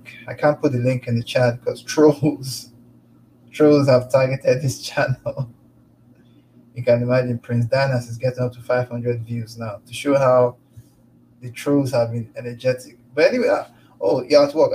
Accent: Lagos, Nigeria; now in Calgary, Canada; I was born and brought up in Lagos, Nigeria

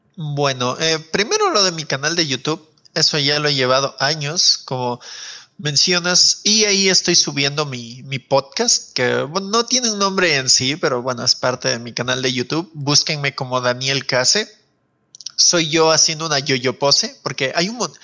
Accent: Loja, Ecuador; yo también soy de Loja

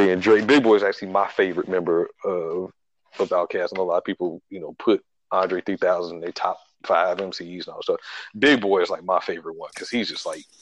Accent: Chicago, Illinois, United States; growing up in Chicago

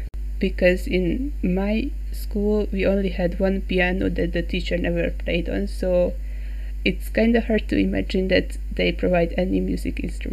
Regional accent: Hungary; from Hungary.

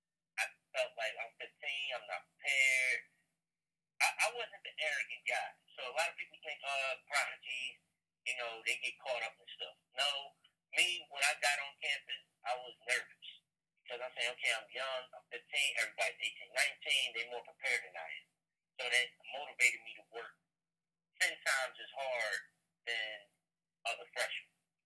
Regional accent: Chicago, Illinois, United States; born there; One, he was born in Chicago, just like I was born in Chicago.

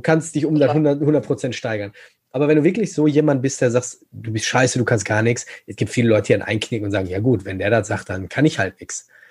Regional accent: Gelsenkirchen, North Rhine-Westphalia, Germany; ich komme ja aus Gelsenkirchen

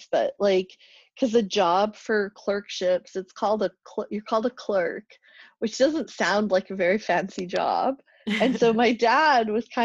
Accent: Grande Prairie, Alberta, Canada; I grew up in Grand Prairie, Alberta

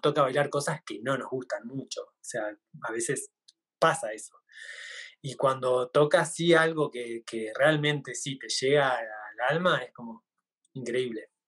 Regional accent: Argentina; más identidad como argentino, como es la, el tango, las danzas folclóricas nuestras

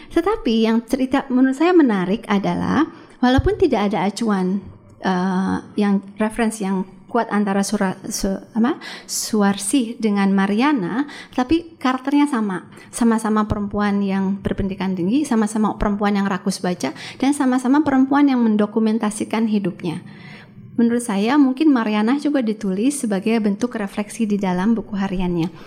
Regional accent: Bandung, West Java, Indonesia; itu kan settingnya Bandung. Saya kan orang Bandung.

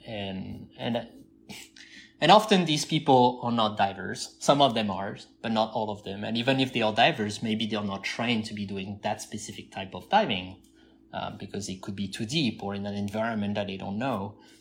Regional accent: southern France, France; moved away as an adult; also born or lived in California; I'm from the southeast

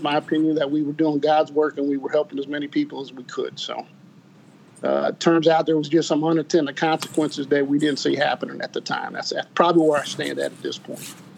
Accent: New Orleans, Louisiana, United States; also born or lived in Ohio; born in Ohio. Uh, we, we, we grew up in Ohio till about 12, 12 years old. My mother uh, moved to New Orleans, and uh, that's kind of where I grew up. Went to high school there

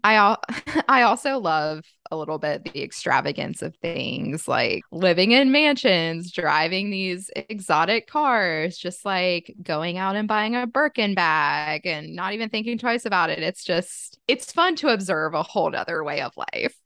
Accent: Virginia, United States; now in Charlotte, United States; I live in Charlotte, which Charlotte is a major city, but I went home to my hometown, which is in Virginia

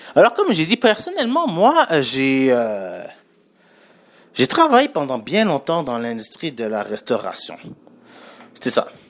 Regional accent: Montreal, Quebec, Canada; je viens de Montréal, pas de la France

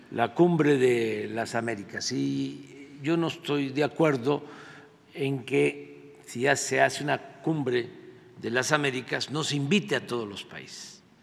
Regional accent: Mexico; nosotros los mexicanos

